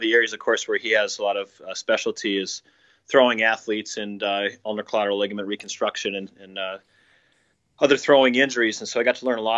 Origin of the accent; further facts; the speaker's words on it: Minnesota, United States; moved away as an adult; also born or lived in South Carolina; I'm from Minnesota originally